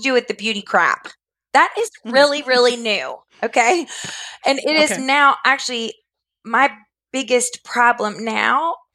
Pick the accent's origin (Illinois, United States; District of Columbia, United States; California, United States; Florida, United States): Florida, United States; moved away as an adult; now in Richmond, United States; I was raised in Florida, but my parents are from Georgia and North Carolina. So, and I'm living in Virginia now